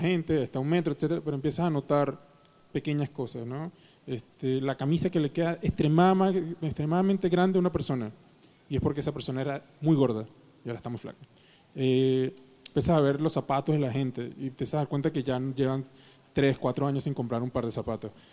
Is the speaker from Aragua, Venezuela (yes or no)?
no; Caracas, Capital District, Venezuela; moved away as an adult; now in Mexico City, Mexico; yo crecí toda mi vida en Caracas